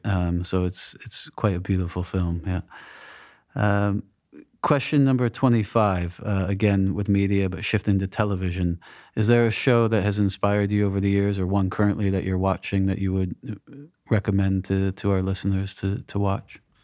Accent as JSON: {"language": "English", "region": "New England", "country": "United States", "tie": "born or raised there", "moved": "yes", "said": "I grew up in New England"}